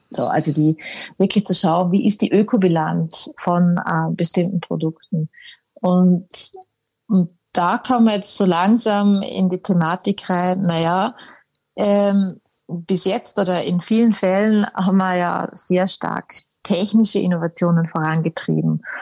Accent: Vorarlberg, Austria; moved away as an adult; now in Munich, Germany; eigentlich bin ich Vorarlbergerin, komme aus dem Vorarlberg, bin aber mit 18 schon irgendwo damals in die weite Welt

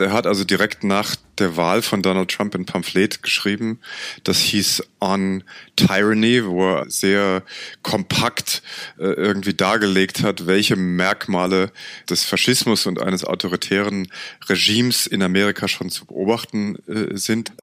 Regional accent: Germany; als Europäer und gerade als Deutscher

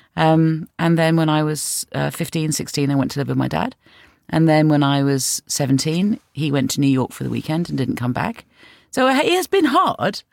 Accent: London, United Kingdom; I'm from North London, and yeah, I bought my house 25 years ago

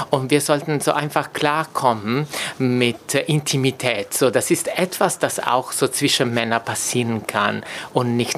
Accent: Italy; German is a second language; now in Germany; oder auch für mich, äh, so ich komme aus Italien, das wäre undenkbar, ähm, unterwegs zu sein mit meinem Vater zum Beispiel Hand in Hand

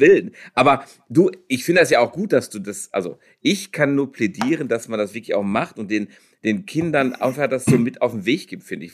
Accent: South Africa; now in Germany; da bin ich aufgewachsen

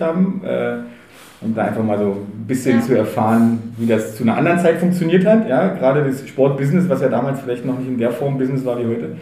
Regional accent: Berlin, Germany; ich bin in Treptow groß geworden, Treptow Köpenick

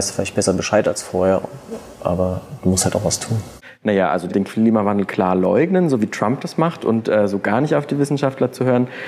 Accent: Mainz, Rhineland-Palatinate, Germany; Nee, von außerhalb. Bin in Bretzenheim aufgewachsen.

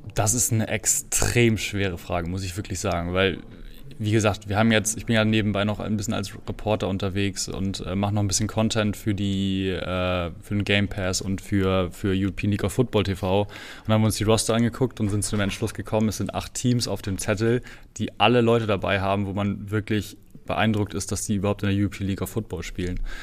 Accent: Kiel, Schleswig-Holstein, Germany; moved away as an adult; now in Hamburg, Germany; ich komme ursprünglich aus Kiel

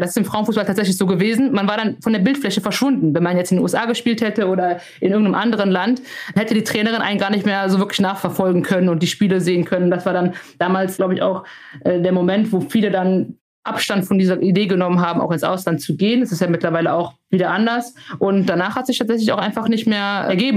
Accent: Germany; ich bin hier geboren, ich bin hier aufgewachsen, das ist meine Heimat

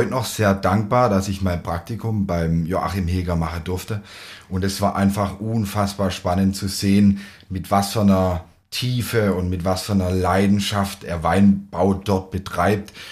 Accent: Baden-Württemberg, Germany; Und wenn man dann dorthin geht, hat man ja so ein Stück weit als Schwabe des, den der Vase im Kopf.

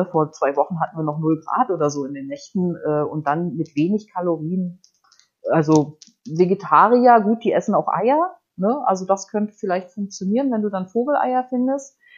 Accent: Baltic coast, Germany; Ich bin ja an der Ostsee aufgewachsen und angeln äh, also äh, ich bin auch mit der Angel in der Hand geboren, so

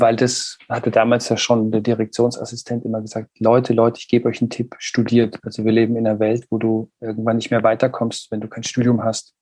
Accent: Würzburg, Bavaria, Germany; moved away as an adult; now in Bremen, Germany; ich komme aus Süddeutschland

